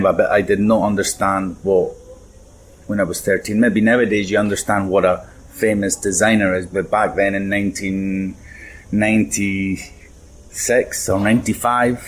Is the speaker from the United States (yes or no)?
no; Ibiza, Balearic Islands, Spain; accent: a little bit Scottish; Growing up in Ibiza